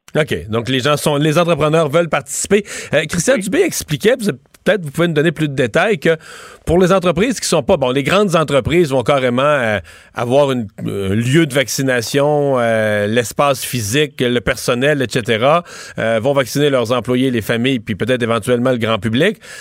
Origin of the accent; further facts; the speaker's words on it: Rivière-du-Loup, Quebec, Canada; premier tech chez nous à Rivière-du-Loup